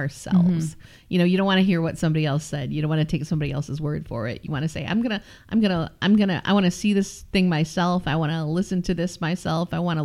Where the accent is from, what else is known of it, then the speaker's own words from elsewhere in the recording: Pinckney, Michigan, United States; where I grew up around Pinckney, the Pinckney Recreation Area